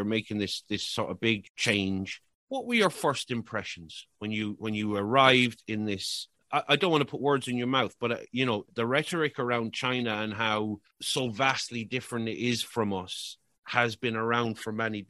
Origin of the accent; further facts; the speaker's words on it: Ireland; I'm Irish